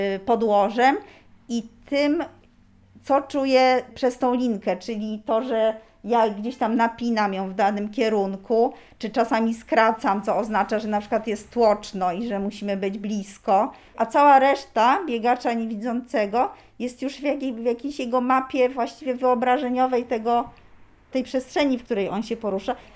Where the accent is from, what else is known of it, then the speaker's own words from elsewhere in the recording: Warsaw, Masovian Voivodeship, Poland; jestem z Warszawy